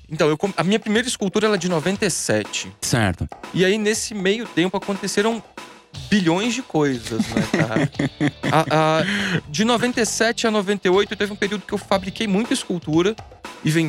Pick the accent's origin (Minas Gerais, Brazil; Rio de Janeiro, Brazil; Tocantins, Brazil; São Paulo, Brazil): São Paulo, Brazil; Tremembé; Eu sou de Tremembé, cidadezinha dos presídios.